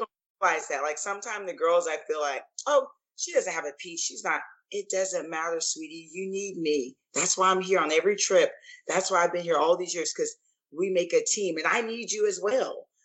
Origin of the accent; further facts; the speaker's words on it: St. Petersburg, Florida, United States; moved away as an adult; also born or lived in Clearwater, Florida / Tampa, Florida; now in Atlanta, United States; I was born in Clearwater, Florida, raised in St. Petersburg, Florida